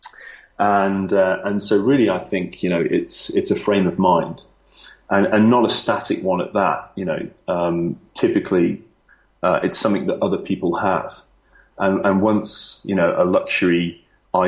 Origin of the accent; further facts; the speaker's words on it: Lichfield, West Midlands, United Kingdom; moved away as an adult; also born or lived in London; now in Singapore; I am from I'm from a place called Lichfield in Staffordshire